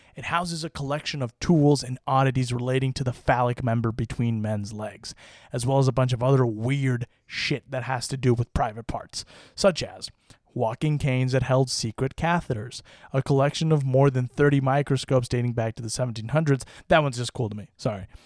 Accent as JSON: {"language": "English", "region": "Utah", "country": "United States", "tie": "born or raised there", "said": "my home state of Utah"}